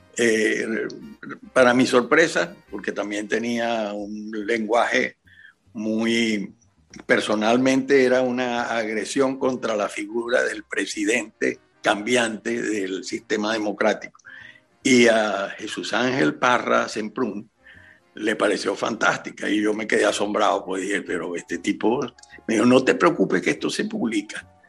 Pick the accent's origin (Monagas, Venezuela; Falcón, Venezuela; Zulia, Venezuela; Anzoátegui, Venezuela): Zulia, Venezuela; Maracaibo; now in Spain; yo soy maracucho